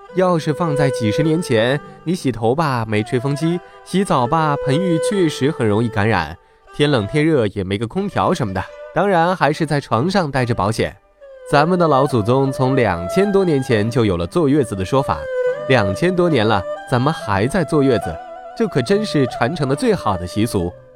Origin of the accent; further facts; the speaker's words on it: China; 我们这个吃粮食长大的民族